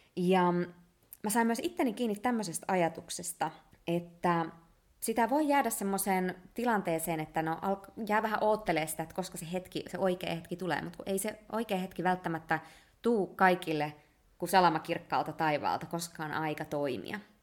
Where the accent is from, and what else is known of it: Finland; born or raised there; moved away as an adult